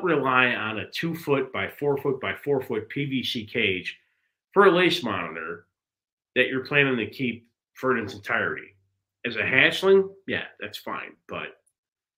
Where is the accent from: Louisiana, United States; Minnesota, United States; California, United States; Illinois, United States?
Illinois, United States; Chicago; growing up in Chicago